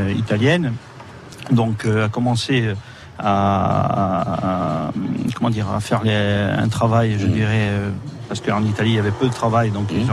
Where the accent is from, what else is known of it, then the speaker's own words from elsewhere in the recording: Ajaccio, Corsica, France; also born or lived in Balagne / L'Île-Rousse; je suis né à Ajaccio